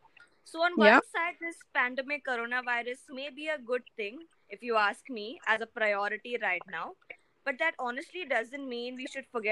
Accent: India; I'm from India.

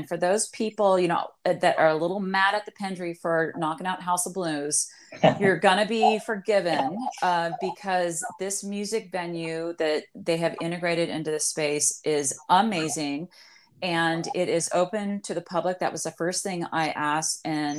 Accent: Bay Area, California, United States; now in Los Angeles, United States; I'm from the Bay Area. I'm not a native Angeleno at all.

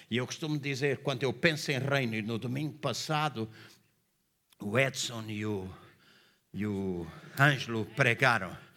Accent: Angola; now in Portugal; Quando eu vim de Angola, e eu sempre gostei, a minha fruta favorita é cerejas.

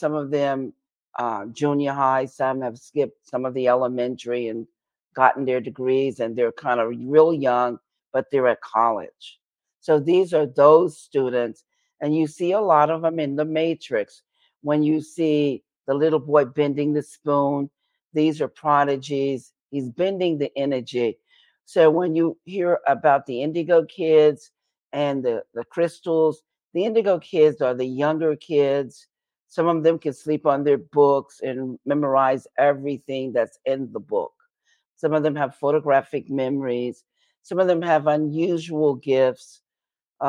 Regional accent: New York City, New York, United States; I'm from New York City

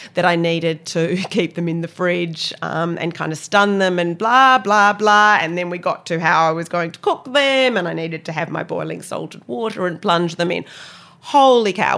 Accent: Perth, Western Australia, Australia; moved away as an adult; also born or lived in London, United Kingdom / Cape Cod, United States; now in New Zealand; growing up in Australia

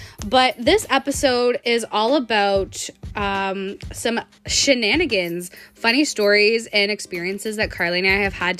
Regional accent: Sudbury, Ontario, Canada; she was from Chemi and I was from Sudbury.

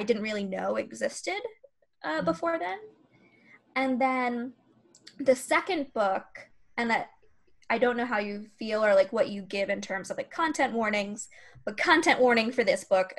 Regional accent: Florida, United States; I'm from Florida

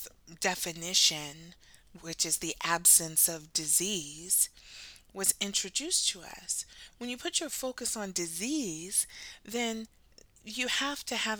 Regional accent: United States; my own lineage as Black American, those of us who were born on the water, as we say, and, you know, America is our home, it is our country

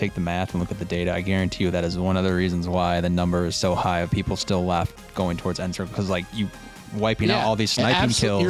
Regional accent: New York City, New York, United States; moved away; I'm from the city.

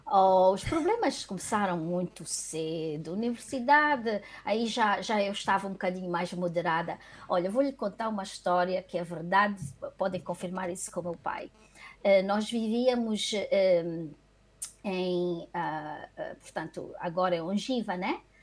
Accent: Luanda, Luanda Province, Angola; born or raised there; moved away as an adult; also born or lived in Benguela, Angola

